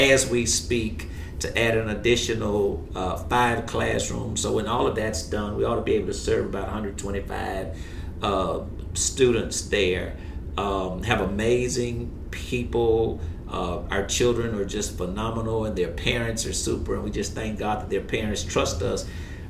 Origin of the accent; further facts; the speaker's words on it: Shreveport, Louisiana, United States; Born and raised right here